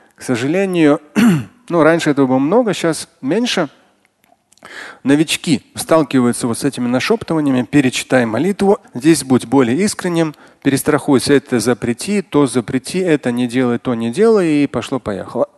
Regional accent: Moscow, Russia; родился, и вырос в Москве

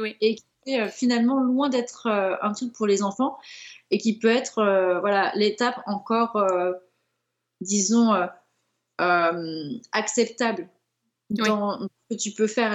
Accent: France; en tant que Français

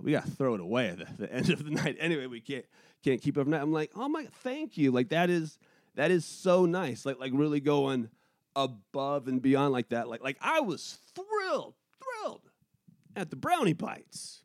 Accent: Pacific Northwest, United States; moved away; also born or lived in New England; I'm from the Pacific Northwest

